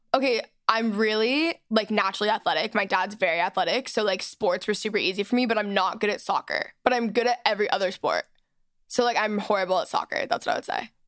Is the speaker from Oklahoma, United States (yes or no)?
no; Texas, United States; moved away; I was raised in Texas